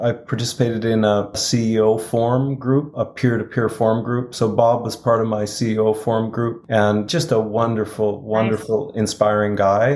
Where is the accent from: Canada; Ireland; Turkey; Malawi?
Canada; Edmonton, Alberta; Chris and I both grew up in Edmonton